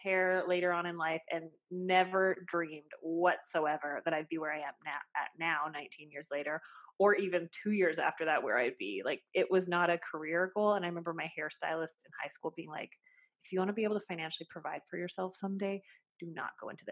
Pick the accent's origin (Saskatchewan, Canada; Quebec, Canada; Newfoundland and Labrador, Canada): Saskatchewan, Canada; I was brought up in a small town on the prairies, like in basically the armpit of Canada, we call it. It's Saskatchewan.